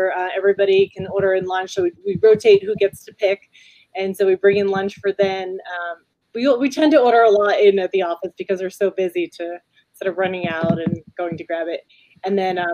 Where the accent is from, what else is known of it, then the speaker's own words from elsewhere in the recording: New York, United States; now in Las Cruces, United States; I'm a New Yorker, Italian New Yorker